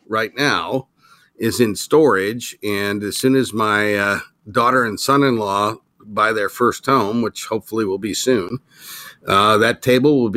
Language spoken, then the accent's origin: English; Berkeley, California, United States; I grew up in Berkeley